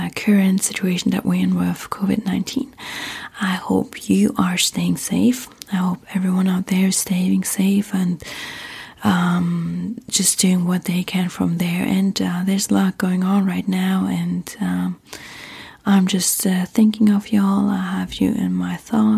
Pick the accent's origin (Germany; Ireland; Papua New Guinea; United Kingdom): Germany; accent: German; English is a second language; moved away as an adult; now in United States; I'm originally from Germany, have been living in the US now for 10 years